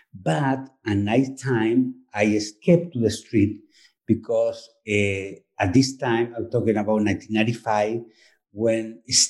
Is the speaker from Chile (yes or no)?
yes; Chile; English is a second language; moved away as an adult; now in New York, United States; I'm a two-spirit transgender author and performer. Originally, I come from Chile, and I've been living in New York since the last century, 1995.